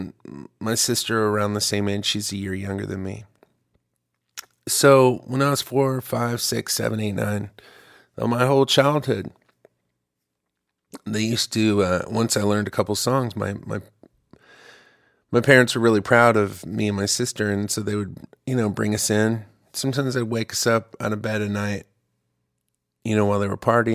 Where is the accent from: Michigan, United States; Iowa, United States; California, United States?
Michigan, United States; Ypsilanti; now in Austin, United States; I'm originally from Ypsilanti, Michigan